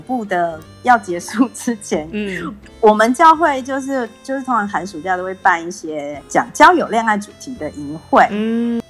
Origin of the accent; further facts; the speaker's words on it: Taiwan; 后来我回台湾之后